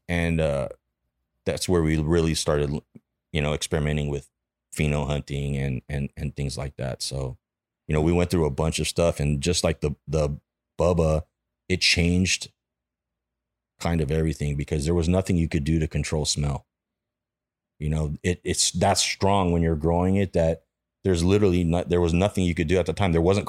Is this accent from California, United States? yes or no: yes; Granada Hills, California, United States; Yeah, I grew up in the Valley, in like Granada Hills.